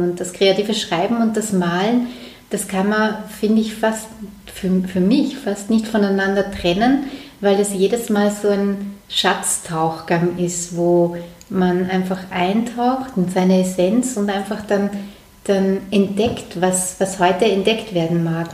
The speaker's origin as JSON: {"language": "German", "region": "Vienna", "country": "Austria", "tie": "born or raised there", "moved": "as an adult", "lives_now": "Lower Austria, Austria", "said": "ich komme ursprünglich aus Wien, allerdings ist der Bezirk, wo ich aufgewachsen bin, drüber der Donau wirklich eher wie am Land"}